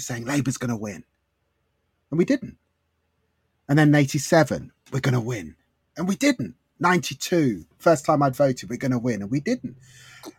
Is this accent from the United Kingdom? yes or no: yes; London, United Kingdom; I grew up in Haringey.